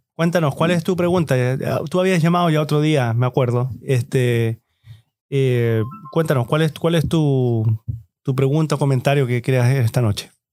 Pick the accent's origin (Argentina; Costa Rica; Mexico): Argentina; Mendoza; de mis pagos, de mis pagos